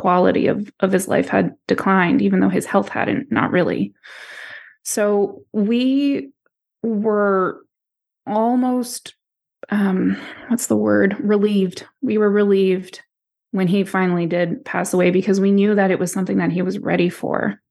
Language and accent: English; East Coast, the Maritimes, Canada; also born or lived in Florida, United States / Poland (parents); I was raised on the East Coast, so am I a Maritimer?